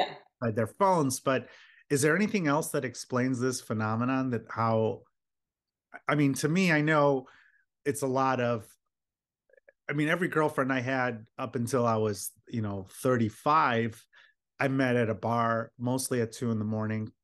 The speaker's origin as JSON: {"language": "English", "town": "Philadelphia", "region": "Pennsylvania", "country": "United States", "tie": "born or raised there", "said": "I was born in Philadelphia."}